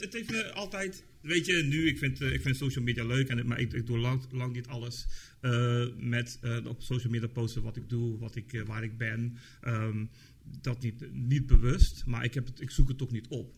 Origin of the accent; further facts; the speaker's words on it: Tilburg, North Brabant, Netherlands; ik kom uit Tilburg